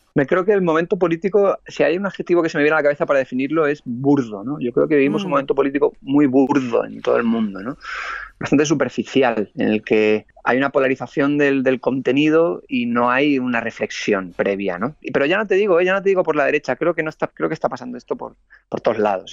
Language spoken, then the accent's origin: Spanish; Spain